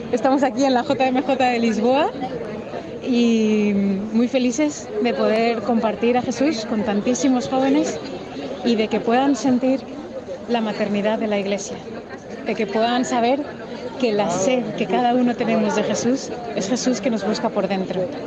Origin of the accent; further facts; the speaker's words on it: Chile; de Chile.